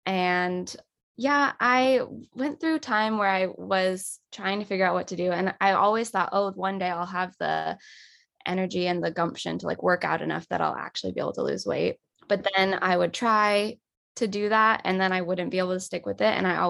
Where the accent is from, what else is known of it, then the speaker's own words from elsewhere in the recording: Los Angeles, California, United States; I was born and raised in Los Angeles, and I still live here.